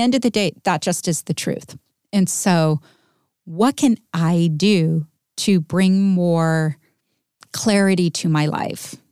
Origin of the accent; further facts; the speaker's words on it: United States; being American